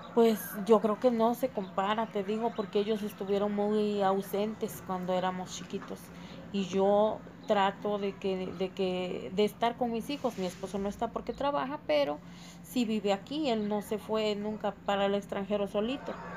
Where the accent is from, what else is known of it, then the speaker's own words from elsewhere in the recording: Tulcingo del Valle, Puebla, Mexico; soy de Tulcingo de Valle y vivo aquí actualmente